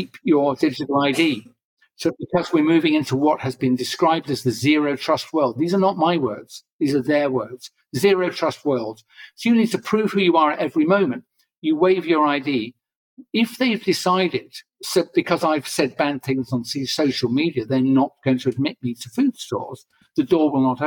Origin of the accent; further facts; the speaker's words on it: England, United Kingdom; I'm an English guy